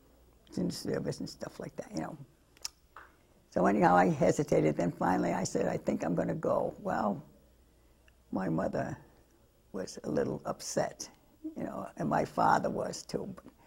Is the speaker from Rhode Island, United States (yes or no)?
yes; Pawtucket, Rhode Island, United States; moved away as an adult; now in South Bend, United States; I was born in Rhode Island and in Pawtucket and brought up in Rhode Island.